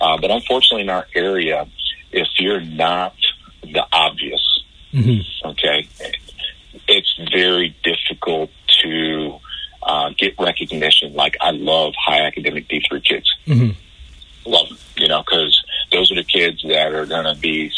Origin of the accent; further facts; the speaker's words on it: New Jersey, United States; also born or lived in Europe; now in Hillsborough County, Florida, United States; growing up in the Northeast, you know, especially in Jersey